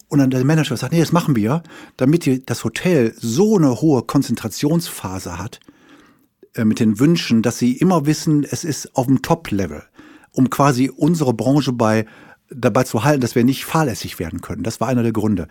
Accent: Wuppertal, North Rhine-Westphalia, Germany; ich bin also mal geboren irgendwann in Wuppertal

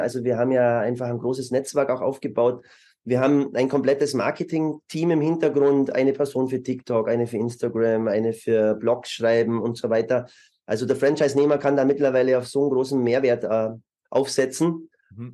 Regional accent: Germany; moved away as an adult; also born or lived in Munich; now in Vienna, Austria; Ich bin ursprünglich Deutscher

